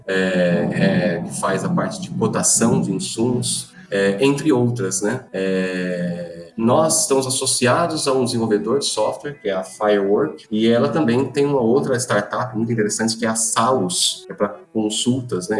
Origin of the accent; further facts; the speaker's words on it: Bauru, São Paulo, Brazil; o motivo de eu estar em Bauru, eu sou de Bauru